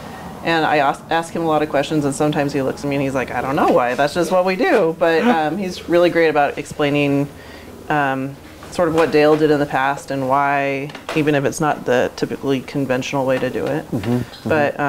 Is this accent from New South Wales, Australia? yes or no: no; Queensland, Australia; You know, growing up in Queensland, Australia, water is not a in abundance like it is here.